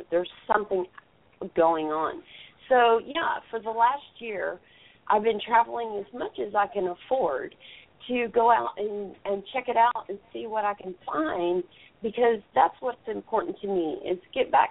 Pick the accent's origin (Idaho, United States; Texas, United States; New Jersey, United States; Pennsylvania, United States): Texas, United States; I'm from Texas